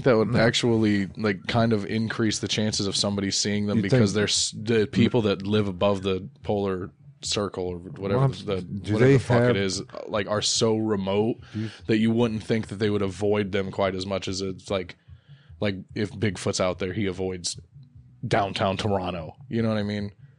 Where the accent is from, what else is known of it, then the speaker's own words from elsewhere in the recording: Jamaica; born there; I was born in Jamaica right by the beach.